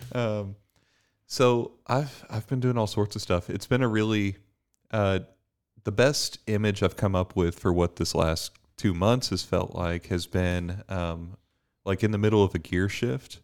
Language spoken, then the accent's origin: English; Bermuda; now in Dallas, United States; I'm from Bermuda. Um, I, I grew up in the, uh, the island of Bermuda